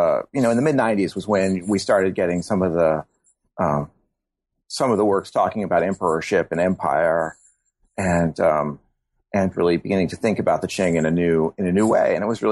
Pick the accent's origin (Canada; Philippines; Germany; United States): Germany; born there; I was born in Germany. My father was in the military